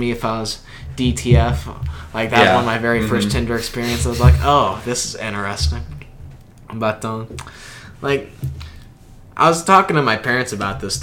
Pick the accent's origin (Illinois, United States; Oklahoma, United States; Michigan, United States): Illinois, United States; Carbondale; accent: southern; now in Springfield, United States; I'm from Carbondale